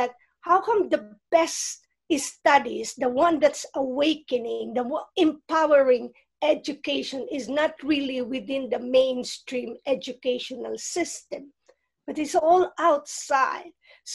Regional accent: Philippines; moved away; I grew up in the Philippines and in a region.

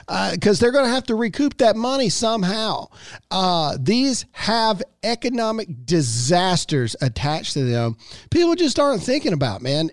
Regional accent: Mississippi, United States; I'm born and raised in Mississippi

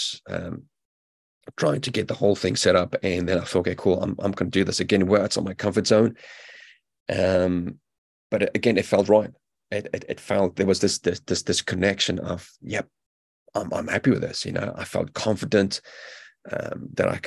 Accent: South Africa; also born or lived in United Kingdom; now in New Zealand; I'm a South African-born British veteran now living in New Zealand

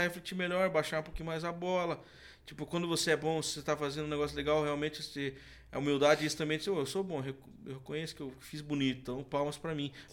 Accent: Canoinhas, Santa Catarina, Brazil; also born or lived in Curitiba; Na verdade, eu nasci em Curitiba, mas fui criado em Santa Catarina. Hum. Na cidade ali que é até perto, no, no norte de Santa Catarina

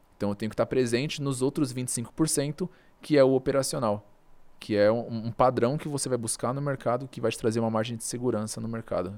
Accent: Brazil; eu sou brasileiro

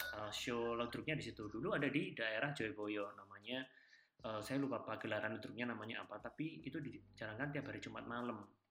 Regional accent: Java, Indonesia; Kita kan dari Jawa

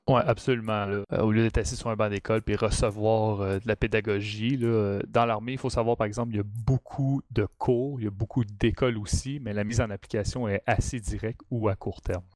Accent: Mont-Saint-Hilaire, Quebec, Canada; Je viens du Mont-Saint-Hilaire

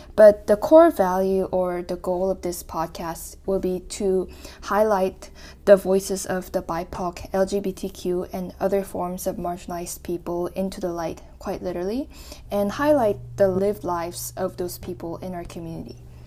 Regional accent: New Brunswick, Canada; also born or lived in South Korea; growing up as a Korean immigrant in a suburban city in New Brunswick, Canada

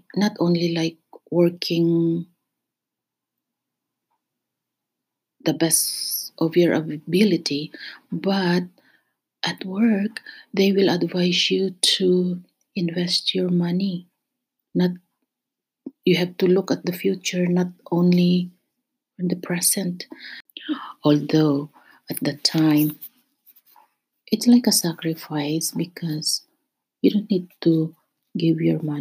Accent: Philippines; moved away as an adult; now in Canada; I will always be a Filipino

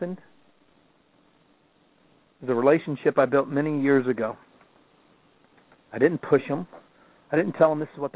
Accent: the South, United States; I'm from the South

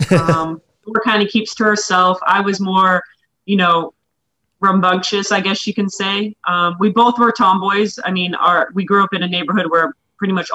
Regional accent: Mesa, Arizona, United States; also born or lived in Tucson, Arizona; now in Glendale, United States; me and my sister were born in Tucson and then my parents separated and my mom met my dad now. And we moved up to Mesa, Arizona, where we pretty much grew up in Mesa, Arizona. We moved from Tucson to Mesa. I was in fourth grade

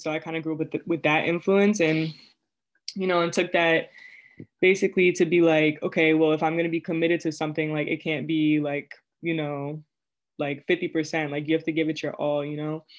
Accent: Prince George's County, Maryland, United States; moved away as an adult; now in Worcester, United States; I'm originally from Prince George's County, Maryland.

